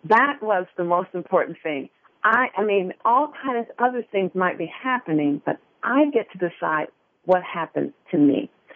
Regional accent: Detroit, Michigan, United States; I grew up in Detroit, Michigan

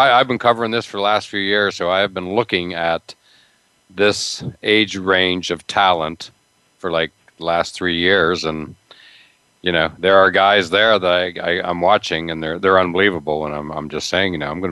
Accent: Pennsylvania, United States; I grew up in Pennsylvania, when I grew up, you know, Western PA was among the kings of, you know, high school football

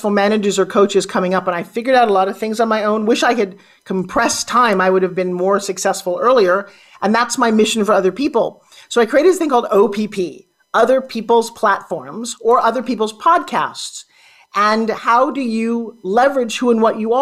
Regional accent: Long Island, New York, United States; accent: New York; I grew up on Long Island, talking like this

